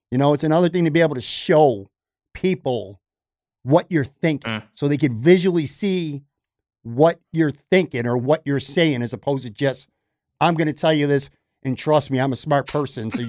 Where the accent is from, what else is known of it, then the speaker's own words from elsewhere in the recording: Buffalo, New York, United States; moved away as an adult; also born or lived in Florida; I born and raised in Buffalo. I went to Florida for five years. I just came back this past summer